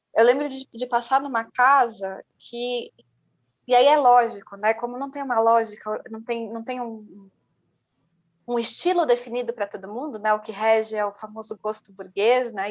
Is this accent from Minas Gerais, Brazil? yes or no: no; São Paulo, Brazil; Eu sou da Zona Norte, mas é uma Zona Norte que eu não acesso